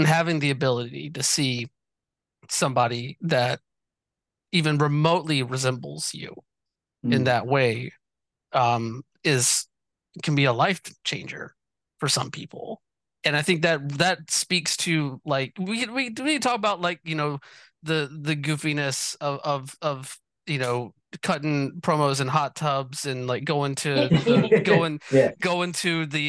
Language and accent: English; Georgia, United States; I grew up in Georgia